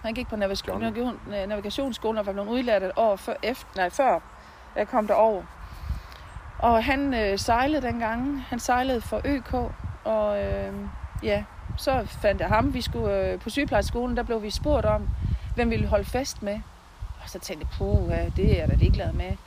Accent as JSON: {"language": "Danish", "town": "Bramdrup", "region": "Southern Denmark", "country": "Denmark", "tie": "born or raised there", "also_born_or_lived": "Christiansdal / Svendborg", "lives_now": "Haderslev, Denmark", "said": "der har jeg haft min barndom og min ungdom"}